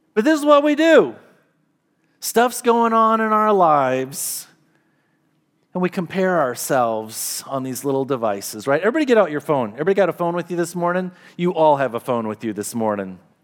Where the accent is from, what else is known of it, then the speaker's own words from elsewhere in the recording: United States; to be Americans and to live in this country